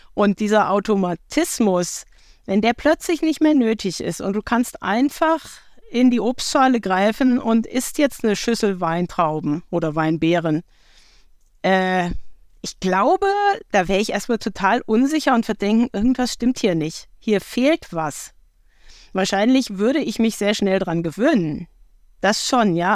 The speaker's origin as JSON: {"language": "German", "town": "Marburg", "region": "Hesse", "country": "Germany", "tie": "born or raised there", "said": "in meiner Heimatstadt ist die Blindenstudienanstalt. Das heißt, ich habe sehr viele Menschen ähm, mit fehlendem Sehvermögen hier in meiner Kindheit auch erlebt."}